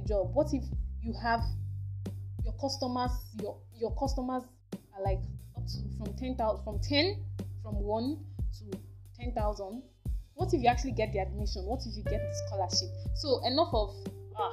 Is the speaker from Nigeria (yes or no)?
yes; Nigeria; as a Nigerian